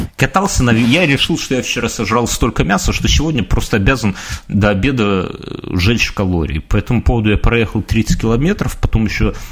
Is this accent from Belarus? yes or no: yes; Belarus